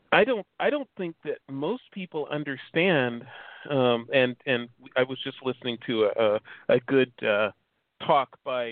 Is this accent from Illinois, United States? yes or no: yes; Chicago, Illinois, United States; moved away; I'm from Chicago.